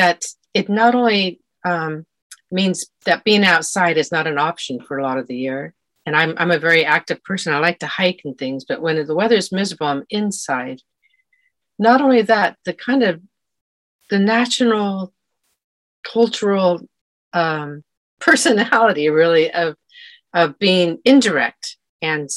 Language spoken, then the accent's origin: English; California, United States; moved away as an adult; now in Scotland, United Kingdom; I think California made me, and I am a Californian who loves Scotland and who live in Scotland forever, probably